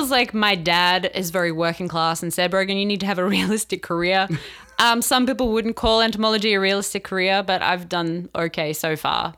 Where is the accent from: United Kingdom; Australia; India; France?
Australia; moved away as an adult; now in Riverside, United States; I'm from Australia